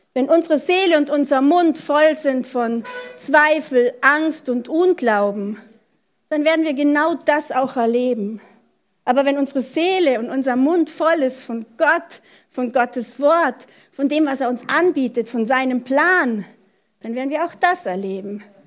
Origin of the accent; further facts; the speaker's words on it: Germany; bei uns in Deutschland